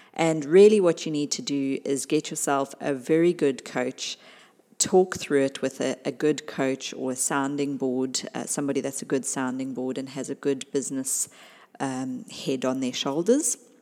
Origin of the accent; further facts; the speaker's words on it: South Africa; my home country, South Africa